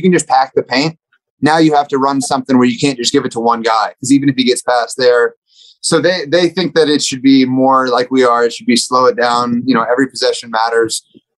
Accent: Dallas, Texas, United States; my boy Luca, I'm from Dallas.

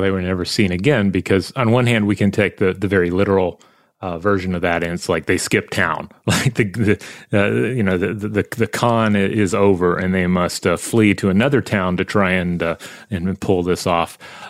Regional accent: Wales, United Kingdom; Anyway, growing up in South Wales, we have a very rich history of legends.

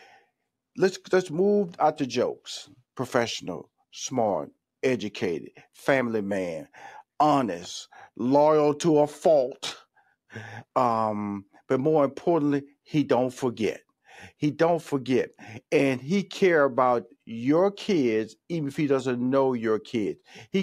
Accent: Houston, Texas, United States; Don't forget my hometown, Houston now.

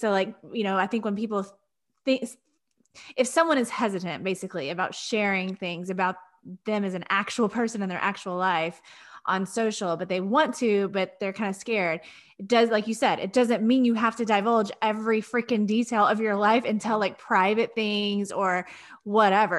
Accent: Texas, United States; being a Texan myself

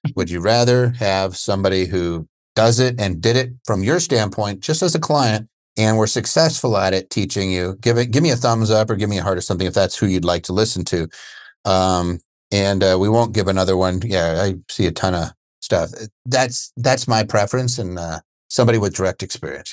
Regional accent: Pennsylvania, United States; moved away; also born or lived in Seattle, Washington; I'm from P A myself

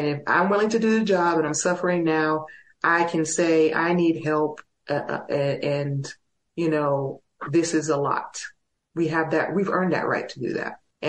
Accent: El Paso, Texas, United States; My hometown is very supportive, but also I can reach out to some of the other guys. Joseph Hudson, one of my fellow prisoners of war, lives here in El Paso.

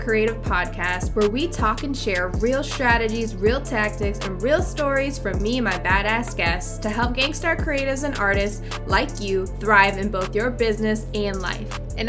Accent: Virginia Beach, Virginia, United States; also born or lived in Philippines; now in San Diego, United States; Virginia Beach, Virginia. 757. What up?

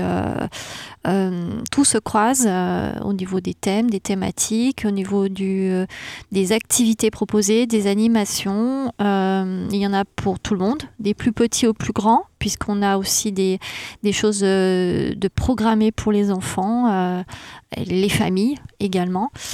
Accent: Saint-Chamond, Auvergne-Rhône-Alpes, France; moi, je suis du, coin de Saint-Chamond, donc qui est sur ce territoire du Gier

